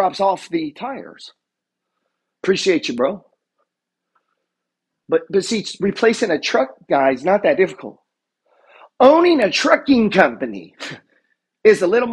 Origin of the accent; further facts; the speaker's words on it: Arkansas, United States; I'm from Arkansas